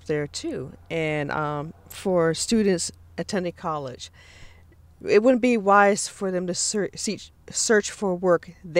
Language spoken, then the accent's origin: English; California, United States; I was born and raised in California